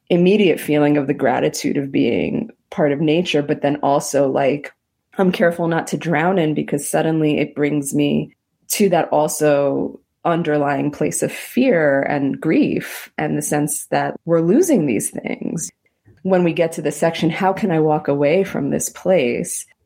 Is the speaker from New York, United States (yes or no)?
yes; New York City, New York, United States; also born or lived in Israel; I grew up in Queens where I didn't feel like we had a lot of nature